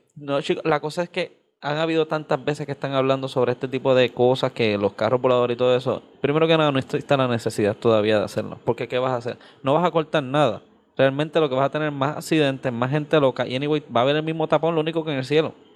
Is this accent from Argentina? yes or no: no; Carolina, Puerto Rico; yo soy de Carolina